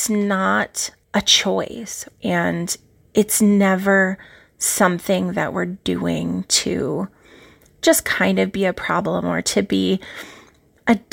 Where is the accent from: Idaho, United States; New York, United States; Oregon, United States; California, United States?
New York, United States; Binghamton; from Binghamton, New York, reminding you to eat more, eat better